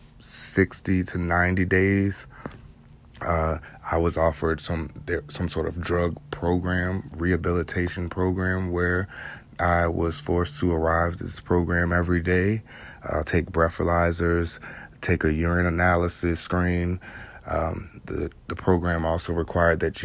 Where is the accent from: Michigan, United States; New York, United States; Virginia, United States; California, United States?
Virginia, United States; North Chesterfield; born and raised in Chesterfield, Virginia, what is now North Chesterfield, Virginia